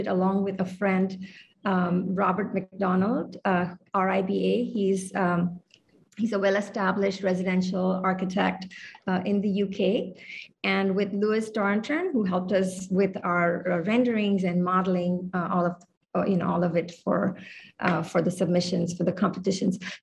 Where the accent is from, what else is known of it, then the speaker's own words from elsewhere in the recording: India; moved away as an adult; also born or lived in Hawaii / Mongolia; now in Honolulu, United States; I was raised in India, but I've lived on the islands since the 1990s